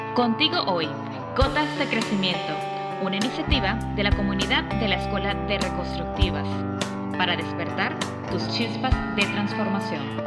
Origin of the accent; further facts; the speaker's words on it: Venezuela; moved away; yo también como venezolana